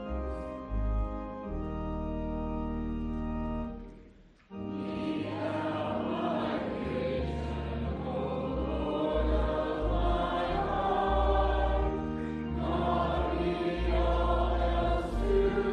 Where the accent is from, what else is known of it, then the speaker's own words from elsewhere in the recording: South Carolina, United States; moved away; I'm from South Carolina